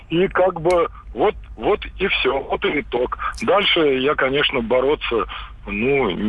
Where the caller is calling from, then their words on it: Moscow, Russia; да, я из Москвы.